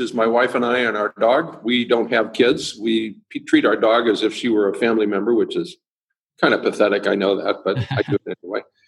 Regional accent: Illinois, United States; now in California, United States; I grew up in Illinois. I live in California now

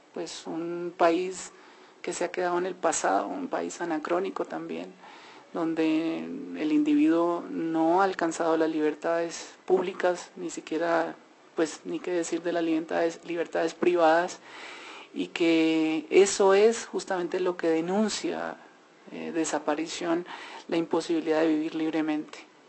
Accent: Colombia; nosotros como colombianos

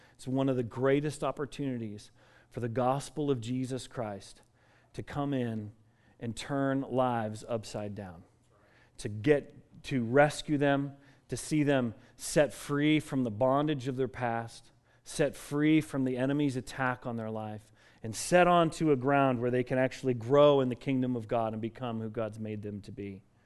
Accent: Colorado, United States; I grew up in Colorado

